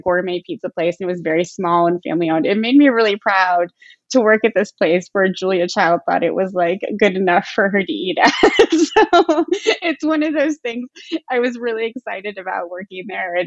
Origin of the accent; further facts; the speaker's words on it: Defiance, Missouri, United States; I grew up in Defiance, Missouri